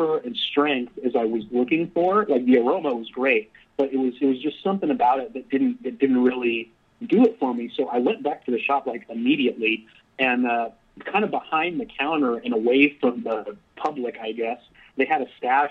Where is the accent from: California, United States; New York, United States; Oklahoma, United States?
California, United States; Chula Vista; moved away as an adult; now in South Carolina, United States; I grew up in Chula Vista, California, which is a suburb in southern San Diego. And I lived there my entire life until I relocated to South Carolina to work for Smoking Pipes